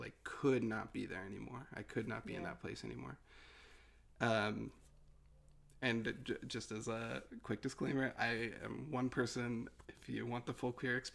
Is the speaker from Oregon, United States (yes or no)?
no; Utah, United States; I grew up in Utah in a very religious household